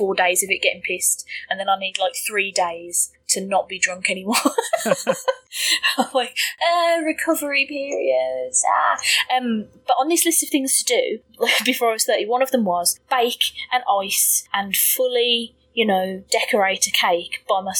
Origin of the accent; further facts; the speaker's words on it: United Kingdom; being British